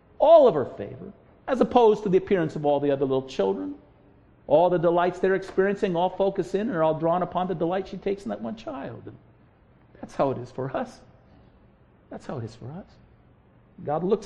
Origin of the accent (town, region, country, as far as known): United States